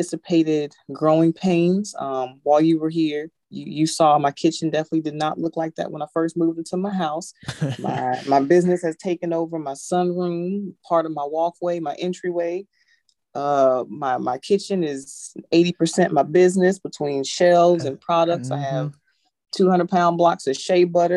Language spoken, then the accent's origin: English; Austin, Texas, United States; moved away as an adult; now in Portsmouth, United States; Originally from Austin, Texas